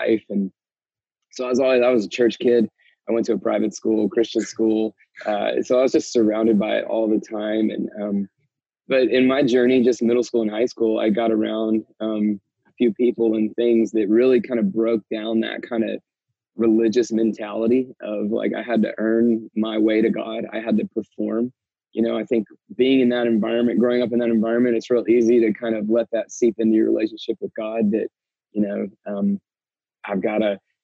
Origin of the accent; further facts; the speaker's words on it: Marietta, Georgia, United States; I grew up here in Atlanta, outside Atlanta in the suburbs, Marietta, just kind of north of town.